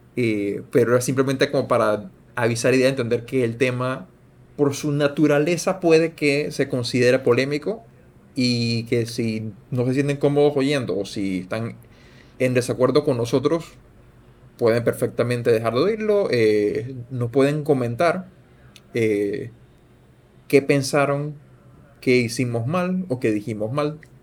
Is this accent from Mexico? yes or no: no; Panama